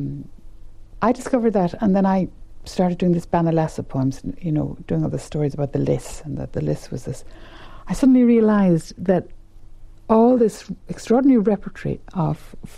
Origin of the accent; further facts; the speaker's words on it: West Kerry, Munster, Ireland; moved away; also born or lived in Dublin; When I came to Dublin from West Kerry